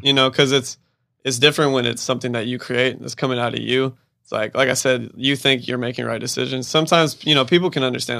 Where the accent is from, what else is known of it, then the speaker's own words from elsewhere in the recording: Bakersfield, California, United States; I'm from Bakersfield." Like, my dad went to high school with y'all.